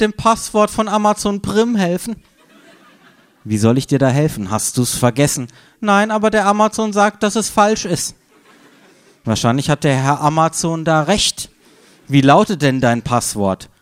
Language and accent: German; Freiburg, Baden-Württemberg, Germany; moved away; meiner Heimatstadt Freiburg